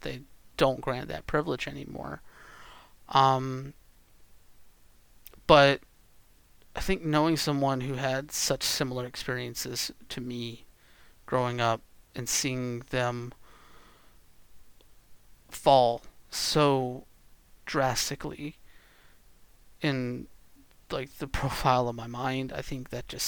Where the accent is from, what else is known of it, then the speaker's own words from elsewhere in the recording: the South, United States; growing up in the South